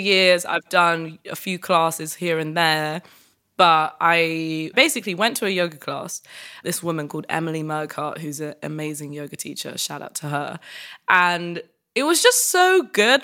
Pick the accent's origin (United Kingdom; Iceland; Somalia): United Kingdom; as a British woman